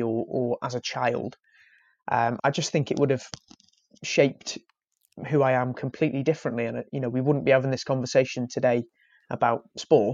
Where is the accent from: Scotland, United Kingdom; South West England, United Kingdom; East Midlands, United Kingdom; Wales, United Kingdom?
Wales, United Kingdom; I'm Welsh